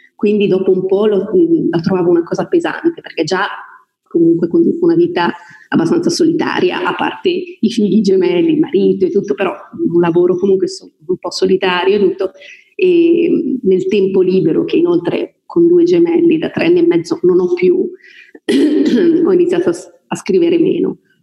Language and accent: Italian; Voghera, Lombardy, Italy; moved away; also born or lived in Milan / Brescia; io sono di Voghera, non so se l'ho detto inizialmente, provincia di Pavia